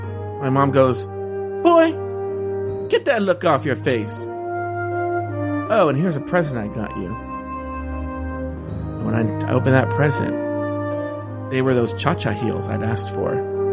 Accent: Sherman Oaks, California, United States; I'm not actually like, from LA. I'm from Sherman Oaks.

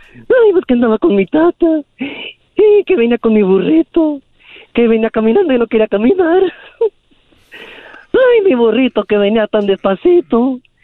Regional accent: Guadalajara, Jalisco, Mexico; also born or lived in Zacatecas; now in Modesto, United States; yo nací en Guadalajara

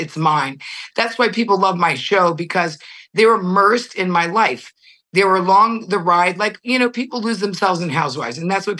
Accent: Connecticut, United States; moved away as an adult; also born or lived in New York / Europe; I grew up in Connecticut, one of seven children. I'm a nurse.

